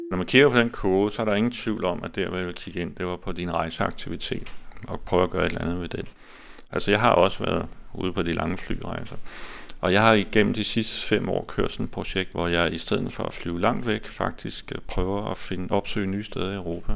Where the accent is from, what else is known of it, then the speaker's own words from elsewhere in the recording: Denmark; som danskere